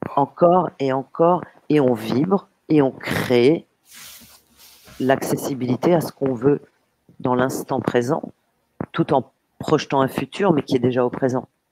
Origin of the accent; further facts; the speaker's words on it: Paris, Île-de-France, France; je suis née à Paris